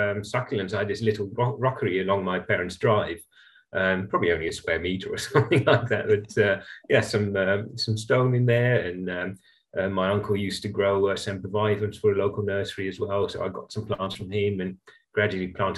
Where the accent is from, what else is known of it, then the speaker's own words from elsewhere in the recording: Netherlands; moved away; I grew up in the Netherlands